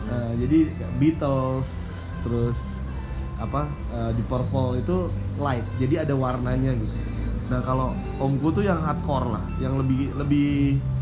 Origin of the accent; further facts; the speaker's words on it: Padang, West Sumatra, Indonesia; jadi ya masa kecilku itu dihabiskan di Padang ya